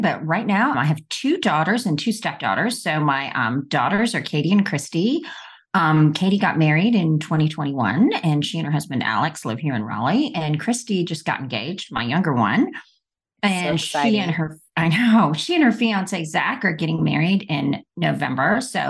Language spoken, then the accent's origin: English; India; born there; Well, I was born in India, and I got polio when I was 3 months old.